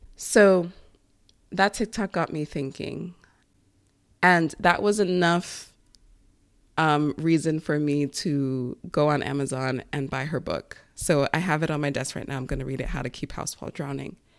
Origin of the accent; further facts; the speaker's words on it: Long Island, New York, United States; That was our main source of cleaning growing up in Long Island, in that big house